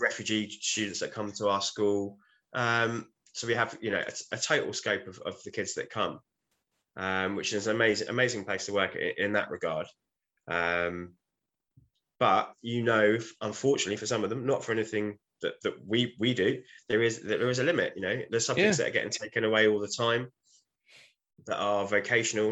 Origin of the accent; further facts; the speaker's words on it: United Kingdom; But we're British